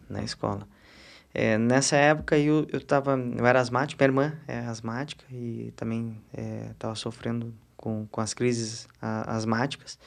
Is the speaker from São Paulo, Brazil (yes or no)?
no; Porto Alegre, Rio Grande do Sul, Brazil; eu já nasci em Porto Alegre